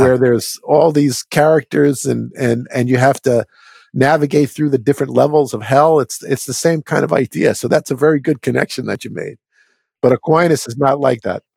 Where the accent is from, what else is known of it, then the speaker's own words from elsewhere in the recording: New York metropolitan area, United States; I grew up in the New York metropolitan area